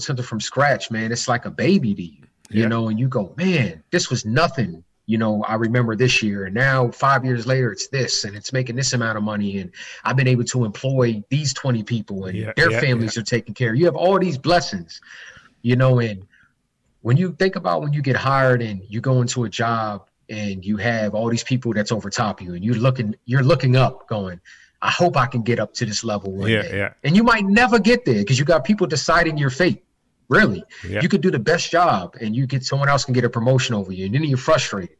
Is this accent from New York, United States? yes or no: no; Baltimore, Maryland, United States; out here in my hometown of Baltimore City